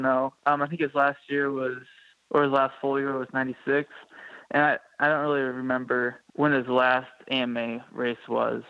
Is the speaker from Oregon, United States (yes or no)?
yes; Warren, Oregon, United States; also born or lived in Portland, Oregon; I was born in Portland, Oregon, and raised in Warren, Oregon. Graduated in 2016 from Skeptis.